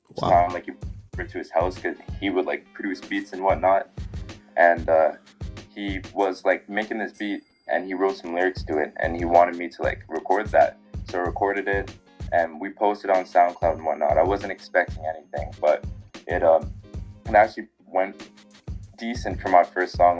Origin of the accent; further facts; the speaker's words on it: Winnipeg, Manitoba, Canada; I was born here in Winnipeg, Manitoba